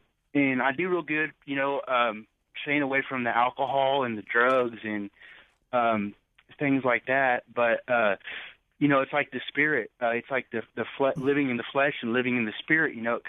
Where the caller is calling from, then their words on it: Richland, Missouri, United States; I'm calling from Missouri, Richland, Missouri. It's a little small hick town in Missouri. It's so small.